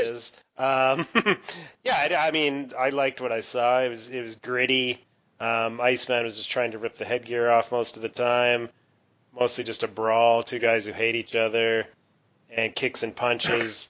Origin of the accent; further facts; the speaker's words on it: Canada; I'm Canadian